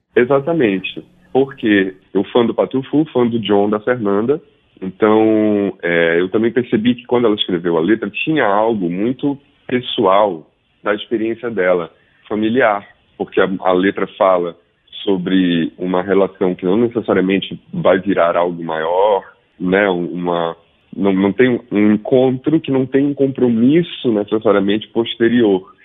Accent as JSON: {"language": "Portuguese", "town": "Belém", "region": "Pará", "country": "Brazil", "tie": "born or raised there", "also_born_or_lived": "Rio de Janeiro / São Paulo", "moved": "as an adult", "said": "eu estou em Belém, eu nasci em Belém, construí minha vida musical em São Paulo"}